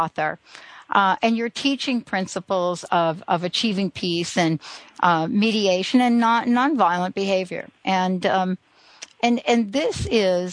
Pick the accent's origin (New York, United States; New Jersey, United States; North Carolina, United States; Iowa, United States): New York, United States; New York City; I'm from the Bronx.